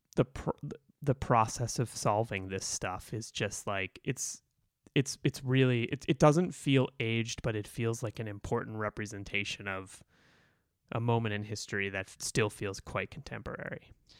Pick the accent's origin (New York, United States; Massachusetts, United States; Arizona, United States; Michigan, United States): Massachusetts, United States; Boston; I grew up in Boston, I grew up Irish Catholic